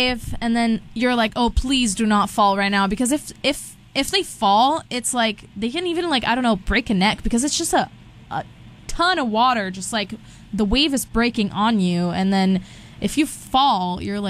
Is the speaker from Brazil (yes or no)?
yes; Brazil; first language Portuguese and Spanish; English is a second language; moved away as an adult; now in California, United States; I'm from Brazil